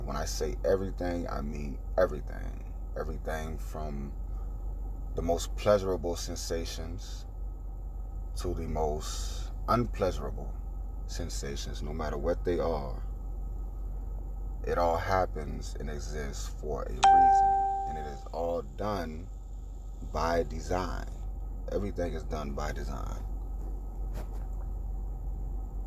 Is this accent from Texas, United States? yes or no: no; Orlando, Florida, United States; I was born in Orlando, Florida, in a birthing center